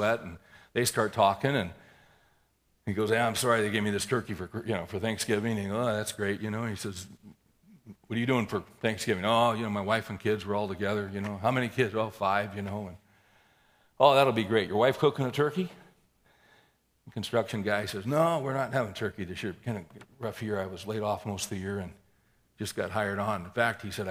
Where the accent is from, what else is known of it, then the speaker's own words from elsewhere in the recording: United States; we all, as American capitalists